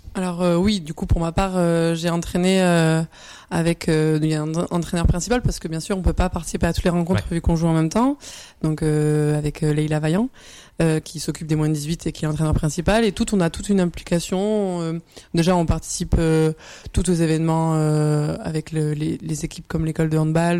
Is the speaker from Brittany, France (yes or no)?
no; Bordeaux, Nouvelle-Aquitaine, France; moved away as an adult; je suis originaire de Bordeaux. À la base, donc, j'ai commencé là-bas